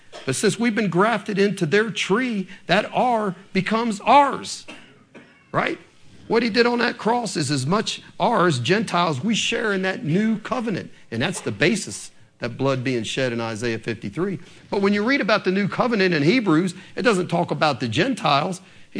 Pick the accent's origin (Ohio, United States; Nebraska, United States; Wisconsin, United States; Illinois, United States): Ohio, United States; Columbus; moved away as an adult; now in Kentucky, United States; I was originally born in Columbus, Ohio, a Yankee. I was a Yankee, and I was a citizen. Citizen of the state of Ohio by nature and by birth for 20 some years of my life, right? But when I moved here in 1984, I became a citizen of the Commonwealth of Kentucky